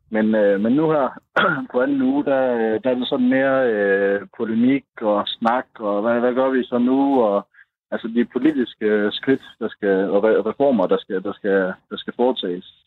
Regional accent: Støvring, North Denmark Region, Denmark; moved away as an adult; also born or lived in Aarhus; now in Santiago, Chile; jeg kommer fra Støvring, men, øh, men øh, studerede i, i Aarhus, og der, øh, der mødte jeg så en, øh, en chilensk pige, som øh, blev forelsket i, og så øh, gik det, som det gik, at jeg tog til Chile for at bo med hende

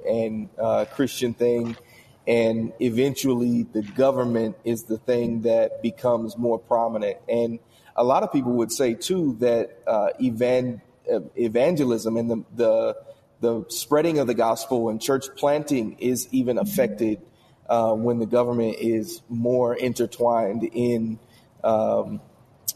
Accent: Indiana, United States; I'm from Indiana

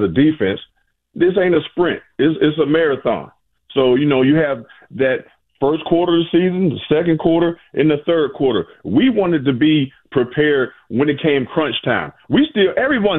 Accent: Aliquippa, Pennsylvania, United States; moved away as an adult; also born or lived in Michigan; I come from Aliquippa, Pennsylvania, cold as hell

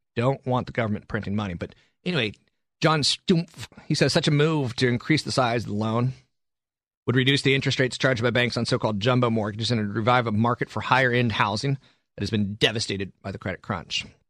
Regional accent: East Coast, United States; also born or lived in San Carlos, California; now in San Francisco, United States; I'm from the East Coast originally

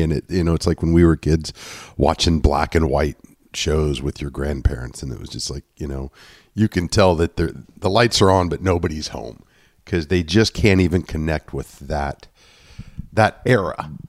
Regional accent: Indiana, United States; a preteen growing up in Indiana

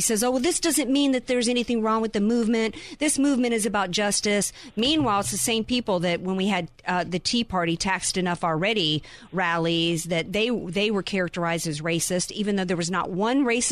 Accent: Deep South, United States; now in California, United States; I grew up in the Deep South

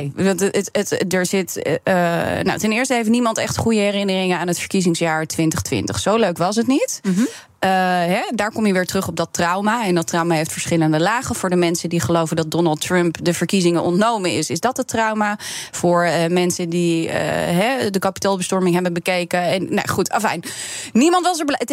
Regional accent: Netherlands; ik ben Nederlandse

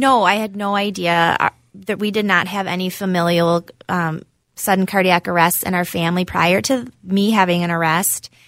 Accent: Cambridge, Wisconsin, United States; moved away as an adult; now in Minnesota, United States; I'm from Cambridge, Wisconsin. It's a small town near Madison.

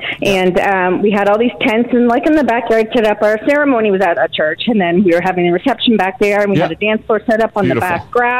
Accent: New Brunswick, Canada; moved away; I'm from New Brunswick.

